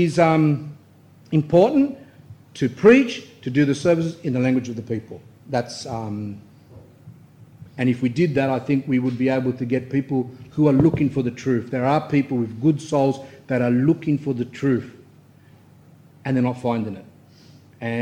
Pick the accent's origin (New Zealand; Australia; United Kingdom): Australia; I'm Australian born